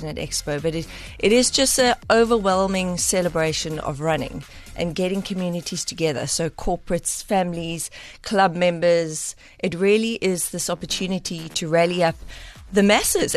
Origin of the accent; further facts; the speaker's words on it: East London, Eastern Cape, South Africa; moved away; also born or lived in Gqeberha; Originally from East London, and spent a few years in Kobeja.